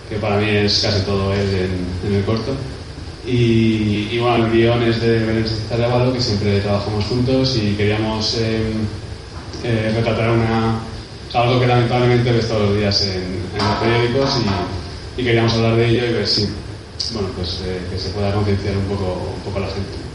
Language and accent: Spanish; Alicante, Valencian Community, Spain; como Alicantino